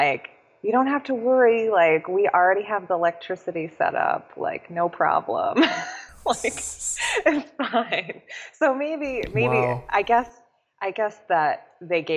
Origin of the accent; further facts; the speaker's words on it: outside San Francisco, California, United States; also born or lived in San Diego, California; I grew up outside San Francisco in the suburbs